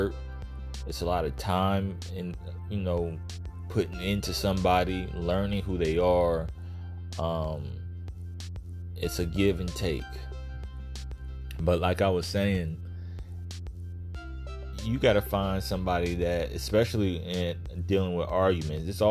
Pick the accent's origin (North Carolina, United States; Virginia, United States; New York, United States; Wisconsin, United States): Virginia, United States; now in Florida, United States; I'm from Virginia. I live in Florida now